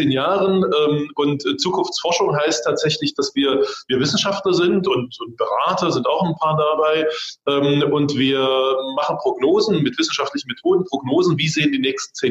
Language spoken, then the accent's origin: German; East Germany, Germany; ich komme aus dem Osten.